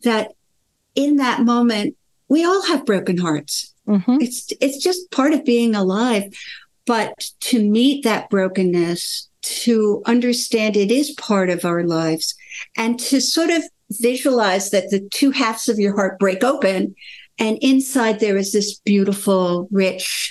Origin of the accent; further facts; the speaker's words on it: United States; also born or lived in Sweden; My mother brought me to America. I was born in Sweden. I lived there for 3.5 years